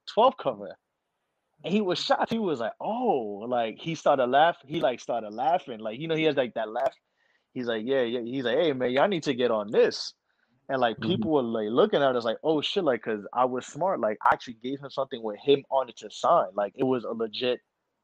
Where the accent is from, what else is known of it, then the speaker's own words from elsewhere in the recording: New York, United States; I'm from New York.